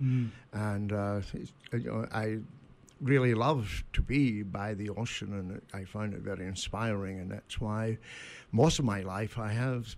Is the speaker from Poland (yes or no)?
no; Scotland, United Kingdom; now in Brooklin, United States; When I look west from my hometown, I see the island of Arran and Ailsa Craig.